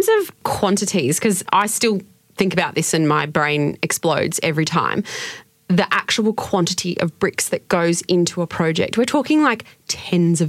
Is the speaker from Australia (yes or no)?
yes; North Queensland, Australia; now in Victoria, Australia; I'm from North Queensland, and when I moved to Victoria